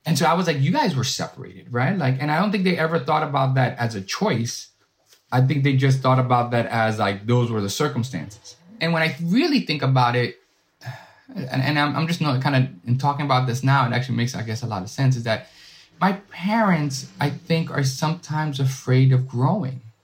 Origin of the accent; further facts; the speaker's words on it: New York City, New York, United States; I'm a first generation, uh, Dominican American born and raised in Washington Heights